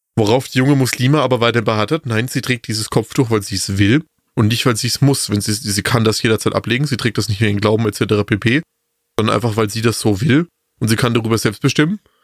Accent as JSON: {"language": "German", "region": "Bavaria", "country": "Germany", "said": "bei uns in Bayern"}